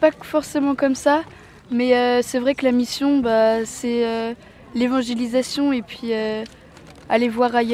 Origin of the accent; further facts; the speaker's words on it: Ossès, Nouvelle-Aquitaine, France; Moi, je suis d'Ossès et je viens de Baïgorry à Donostia.